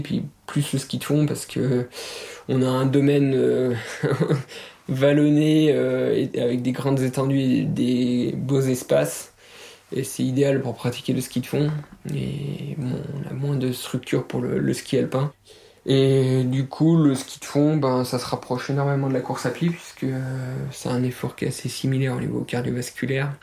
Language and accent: French; Les Plans d'Hotonnes, southern Jura massif, Auvergne-Rhône-Alpes, France; moved away as an adult; also born or lived in Pontarlier; now in Jougne, France; Moi je suis pas originaire euh, de Jung, hein, je viens de des plans d'automne, c'est une petite station de ski au sud du massif du Jura. J'ai vécu 20 ans là-bas, toute mon adolescence, mon enfance.